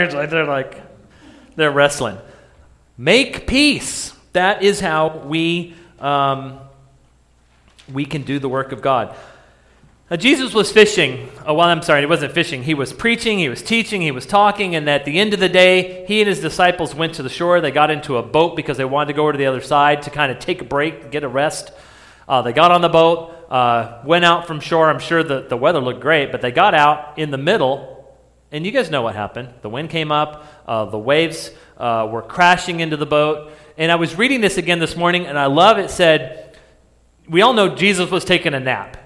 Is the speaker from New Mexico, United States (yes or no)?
yes; New Mexico, United States; I grew up in New Mexico